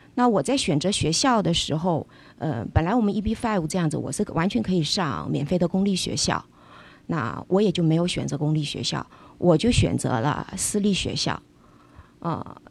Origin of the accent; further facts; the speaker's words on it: Changsha, Hunan, China; moved away as an adult; now in Los Angeles, United States; 因为我呢，祖籍是福州，跟自由军算个老乡，但是呢，整个出生经历挺复杂的。小时候父母亲是在湖南工作，所以我出生在湖南长沙